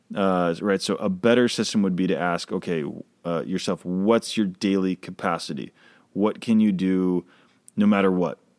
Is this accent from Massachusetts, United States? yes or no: yes; Boston, Massachusetts, United States; moved away; I grew up in Boston